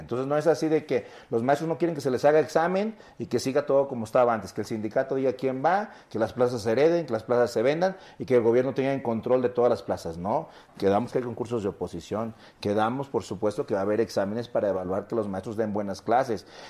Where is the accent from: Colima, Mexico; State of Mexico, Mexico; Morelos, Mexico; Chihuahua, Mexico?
Colima, Mexico; Coquimatlán; La gente de Coquimatlán, de mi pueblo